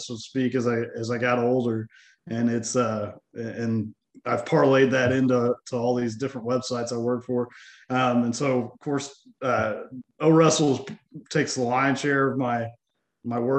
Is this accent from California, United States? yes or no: no; Cushing, Oklahoma, United States; now in Stillwater, United States; I grew up in Cushing, which is about 30 minutes from Stillwater